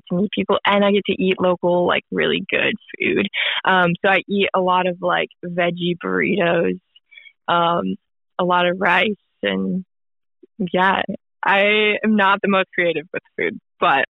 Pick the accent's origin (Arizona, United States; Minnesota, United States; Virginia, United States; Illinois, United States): Minnesota, United States; moved away as an adult; also born or lived in Utah; I'm from Minnesota. I went to Utah for college